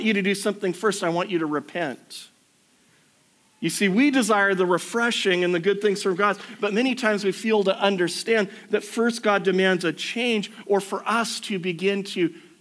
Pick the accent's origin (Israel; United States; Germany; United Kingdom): United States; moved away; I grew up in the States, everything used to be drive-through banking where I grew up.